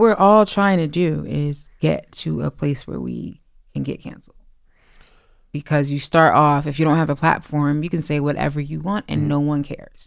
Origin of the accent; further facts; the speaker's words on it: East Orange, New Jersey, United States; I'm from East Orange, New Jersey, born and raised